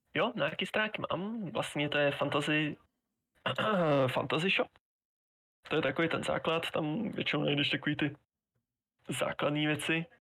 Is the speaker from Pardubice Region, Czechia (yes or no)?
yes; Pardubice, Pardubice Region, Czechia; já jsem z Pardubic